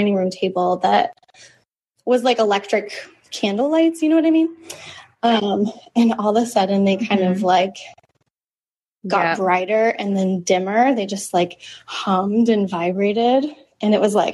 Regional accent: Colorado, United States; I grew up in Colorado in the mountains

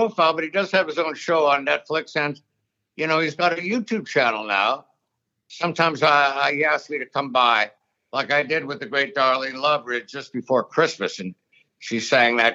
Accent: Thunder Bay, Ontario, Canada; now in New York, United States; up in Thunder Bay in Canada in my day

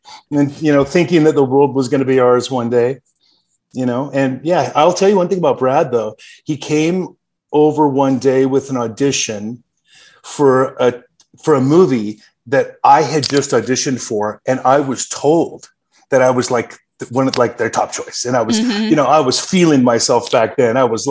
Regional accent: Canada; now in Los Angeles, United States; And then when he retired, he moved us back to Canada where he was from. So I grew up in Canada for 10 years before I relocated back to Los Angeles.

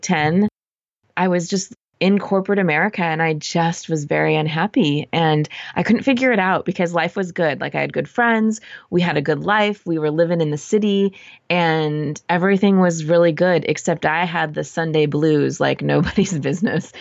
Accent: Southern California, United States; moved away as an adult; also born or lived in Arizona / San Francisco; I'm from Southern California, so I lived in Arizona for school.

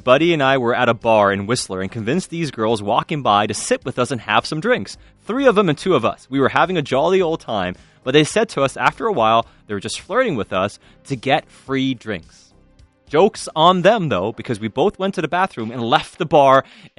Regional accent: Buffalo, New York, United States; I don't even know how to tell everyone that I'm not Italian. I'm just from Buffalo.

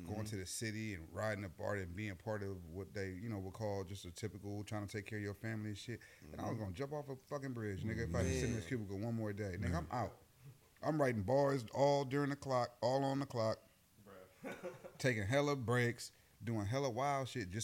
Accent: the Bay Area, California, United States; also born or lived in Oakland / Richmond, California / Hayward; growing up in different parts of the Bay

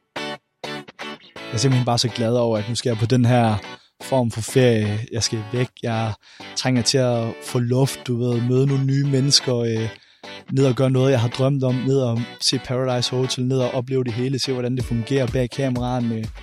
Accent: Randers, Central Denmark Region, Denmark; jeg er 24 år gammel, og jeg kommer fra Randers

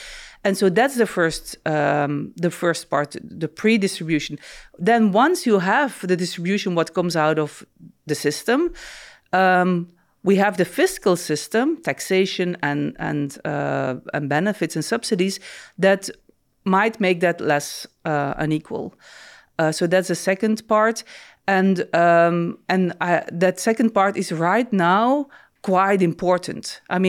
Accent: Belgium; born there; No, so I was born in Belgium and officially raised as a Catholic.

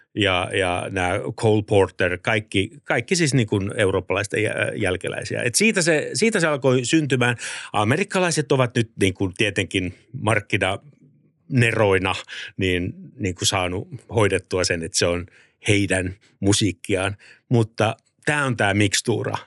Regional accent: Helsinki, Uusimaa, Finland; olen siis Maunulasta, Pohjois-Helsingistä ja lähin musiikkiluokka, kun mennään yläasteelle, on Oulukylässä.

